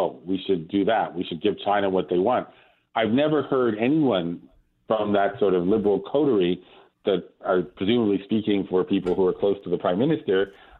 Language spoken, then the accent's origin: English; Canada; because I am Canadian and I feel that.